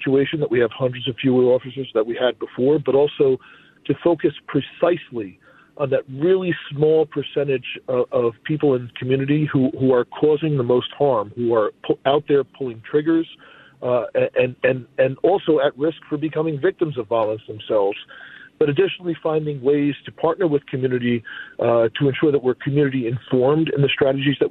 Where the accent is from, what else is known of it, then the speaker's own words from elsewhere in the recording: Newark, New Jersey, United States; moved away as an adult; now in Minneapolis, United States; I'm from Newark